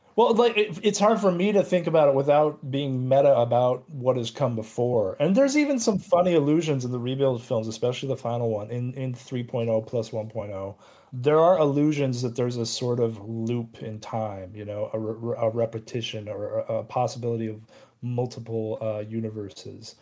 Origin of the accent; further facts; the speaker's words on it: United States; I'm Asian American